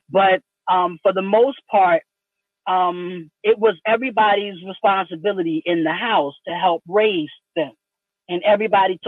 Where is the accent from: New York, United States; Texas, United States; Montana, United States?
New York, United States; I'm from New York, grew up in the suburbs